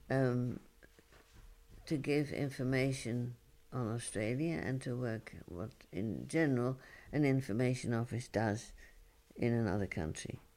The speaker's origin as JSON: {"language": "English", "region": "London", "country": "United Kingdom", "said": "Oh well, yes, I come from London, but uh, I, I, I live here and I'm working here."}